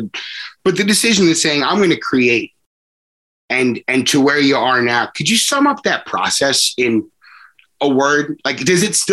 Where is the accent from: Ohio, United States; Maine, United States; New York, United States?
New York, United States; Long Island; growing up on Long Island, I had friends that were Yankee fans